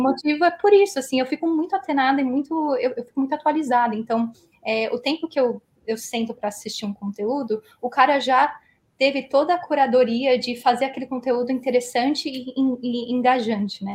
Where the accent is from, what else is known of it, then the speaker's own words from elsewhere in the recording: Philadelphia, Pennsylvania, United States; moved away as an adult; also born or lived in Brazil; Eu fui lá em 97, fiquei lá 12 anos, mais ou menos. Então, criei todos os meus pilares de cultura e, e sociais em Filadélfia